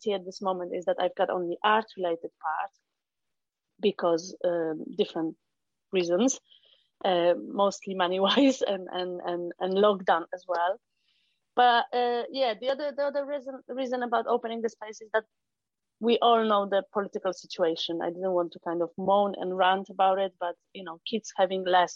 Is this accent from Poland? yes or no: yes; Poland; English is a second language; moved away as an adult; I'm not native English speaker, so I'm from Poland. And the whole life happened in Poland.